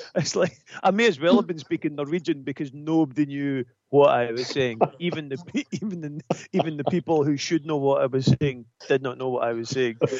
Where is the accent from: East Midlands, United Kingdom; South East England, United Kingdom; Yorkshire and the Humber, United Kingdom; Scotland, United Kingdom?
Scotland, United Kingdom; I'm Scottish.